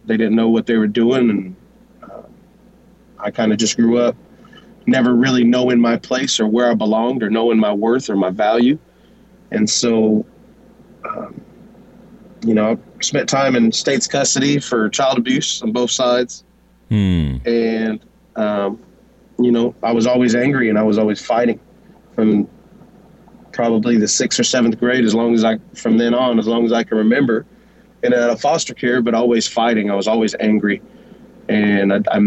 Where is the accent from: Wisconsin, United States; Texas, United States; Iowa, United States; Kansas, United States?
Kansas, United States; Wichita; born and raised here in Wichita, Kansas